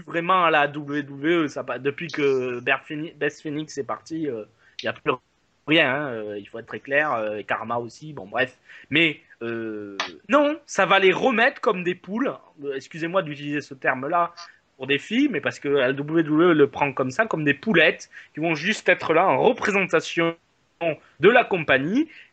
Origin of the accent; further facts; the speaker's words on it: France; comme chez nous en France